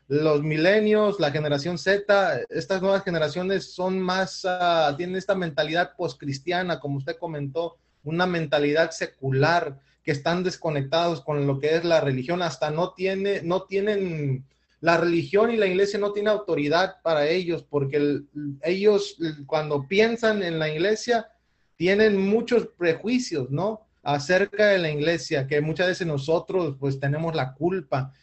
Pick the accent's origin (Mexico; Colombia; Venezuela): Mexico; aquí en mi país, eh, específicamente estoy hablando de México